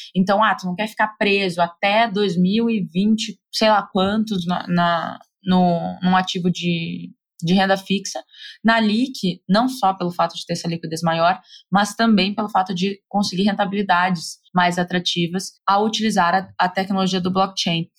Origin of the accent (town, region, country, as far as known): Brazil; moved away